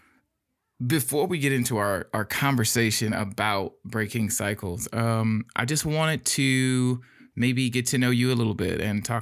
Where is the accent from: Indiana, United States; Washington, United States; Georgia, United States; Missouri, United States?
Indiana, United States; Gary; now in Fort Wayne, United States; I'm not from Fort Wayne originally. I'm from Gary, Indiana